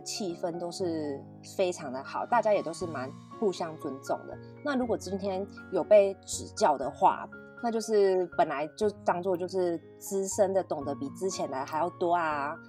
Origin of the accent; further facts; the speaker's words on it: Taiwan; 只有我一个台湾人